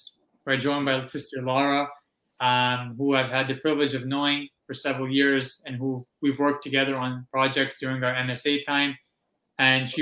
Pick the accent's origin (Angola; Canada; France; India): Canada; born or raised there; also born or lived in Pakistan